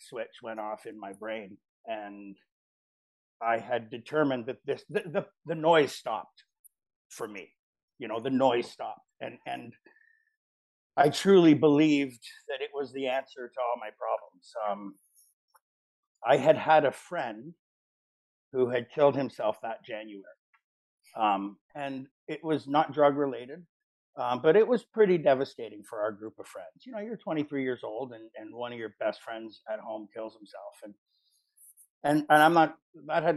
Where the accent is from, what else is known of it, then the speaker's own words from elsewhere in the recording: Richmond Hill, Ontario, Canada; growing up, I grew up in Richmond Hill